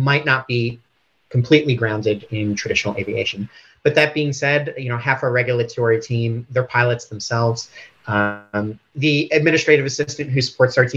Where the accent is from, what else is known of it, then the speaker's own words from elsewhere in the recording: United States; moved away as an adult; also born or lived in Washington, D.C.; now in Sydney, Australia; I was born in the United States